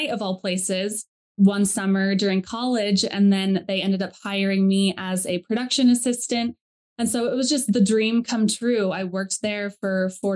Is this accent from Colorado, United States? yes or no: yes; Colorado, United States; I grew up in Colorado